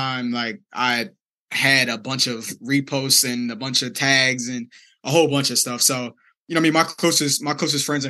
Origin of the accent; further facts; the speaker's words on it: Delaware, United States; I'm from Delaware, very small state.